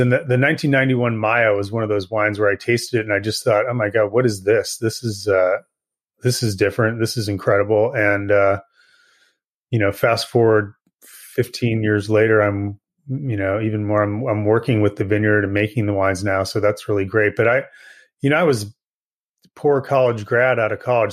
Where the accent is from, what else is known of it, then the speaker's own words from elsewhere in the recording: Indiana, United States; moved away as an adult; also born or lived in California / Massachusetts; now in Napa, United States; I grew up in the Midwest uh, in Indiana and uh, moved around a little bit as a kid.